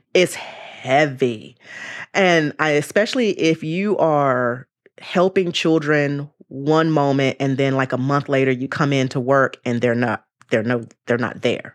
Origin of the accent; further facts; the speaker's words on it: Charlotte, North Carolina, United States; moved away as an adult; also born or lived in Greensboro, North Carolina; now in Bay Area, United States; I'm originally born in Greensboro, North Carolina, and I was raised in Charlotte, North Carolina.